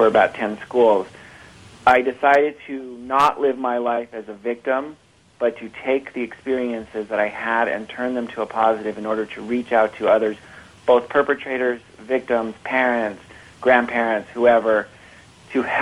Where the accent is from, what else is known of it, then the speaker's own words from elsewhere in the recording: San Francisco, California, United States; I grew up in the Northern California area, which is where I live now.